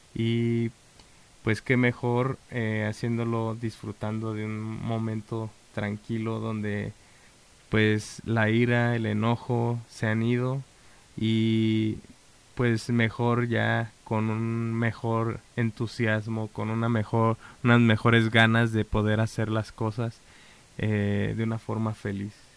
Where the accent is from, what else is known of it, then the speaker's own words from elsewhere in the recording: Mexico; nosotros como mexicanos